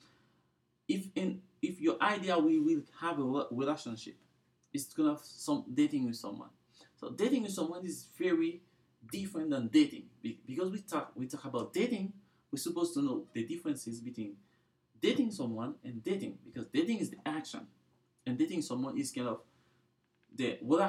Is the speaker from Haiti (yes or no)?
yes; Haiti; now in Provo, United States; I'm from Haiti.